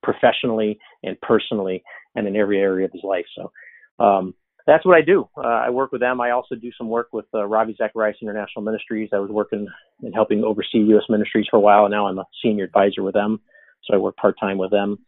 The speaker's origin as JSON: {"language": "English", "town": "Chicago", "region": "Illinois", "country": "United States", "tie": "born or raised there", "said": "So I live in Chicago. I grew up in Chicago. I'm a Chicago kid."}